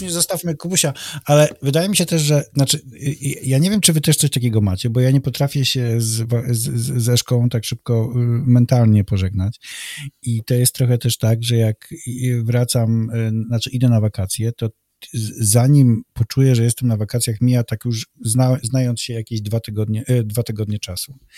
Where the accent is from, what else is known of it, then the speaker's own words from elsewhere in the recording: Malbork, Pomeranian Voivodeship, Poland; urodziłem się w Malborku